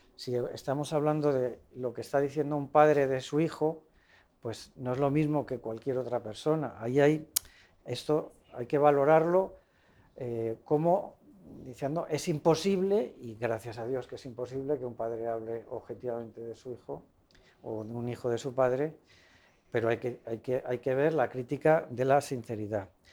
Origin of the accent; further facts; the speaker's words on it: Madrid, Community of Madrid, Spain; moved away; cuando era pues casi adolescente, eh, participaba en una catequesis que íbamos en Madrid